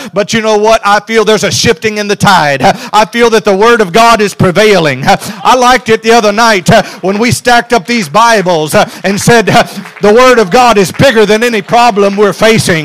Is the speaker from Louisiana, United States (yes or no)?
yes; South Louisiana, United States; I'm from South Louisiana.